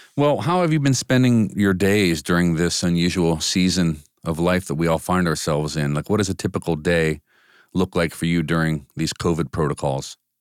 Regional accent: United States; For those of us who grew up in America, where most of us only speak one language

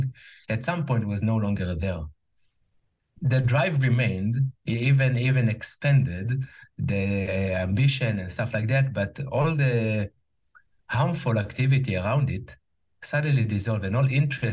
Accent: Jerusalem, Jerusalem District, Israel; English is a second language; moved away as an adult; now in United States; I grew up in Israel, in Jerusalem, Israel. I now live in the US, where I also work in English

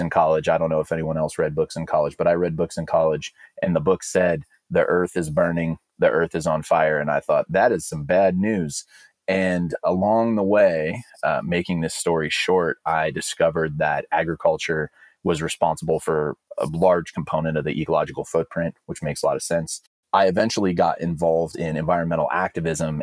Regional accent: Alameda, California, United States; I'm from a town called Alameda. It's in the East Bay

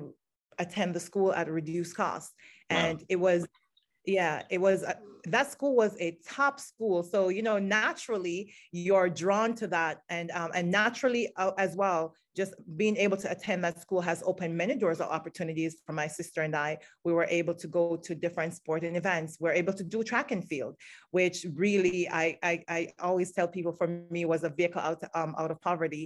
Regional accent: Jamaica; moved away as an adult; now in Maryland, United States; I grew up in Jamaica

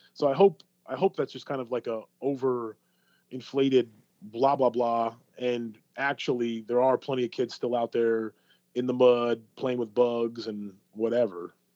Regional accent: New York, United States; now in Florida, United States; I grew up in New York

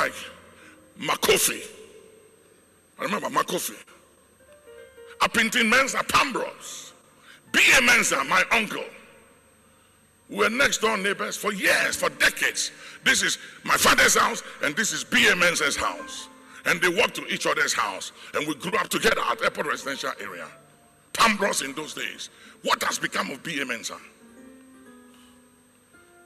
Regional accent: Ghana; As a Ghanaian, it is who we are

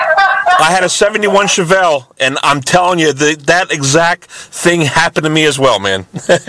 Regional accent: Lower Bucks County, Pennsylvania, United States; I'm from Lower Bucks County, Pennsylvania.

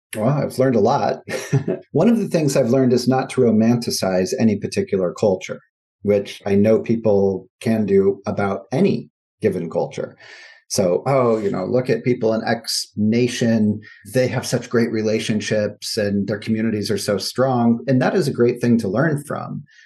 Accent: United States; as an American

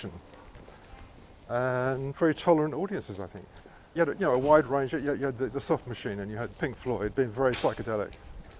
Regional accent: London, United Kingdom; We all hung out in folk clubs, you know, in our teenage years, part of our diet growing up in London

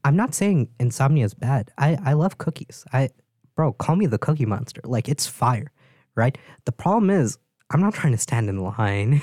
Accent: East Coast, Northeast, United States; moved away; I'm from the East Coast, like, Northeast.

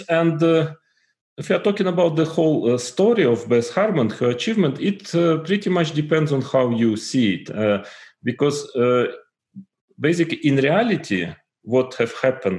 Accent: Tuapse, Krasnodar Krai, Russia; I was born in Tuapse, in a Russian provincial town in the south of Russia

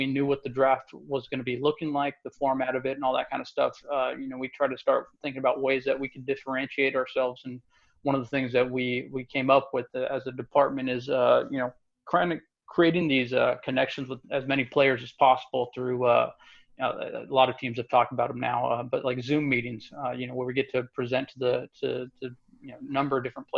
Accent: Modesto, California, United States; moved away as an adult; also born or lived in Santo Domingo, Dominican Republic; born and raised in Modesto, Central Valley Kid

